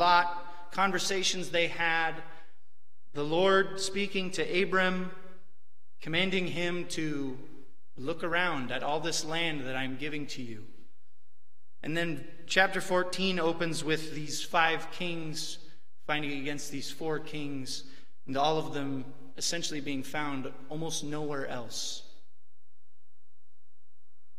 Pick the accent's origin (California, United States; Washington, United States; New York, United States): Washington, United States; Western; when I was growing up in Western Washington, I grew up in a dairy farming community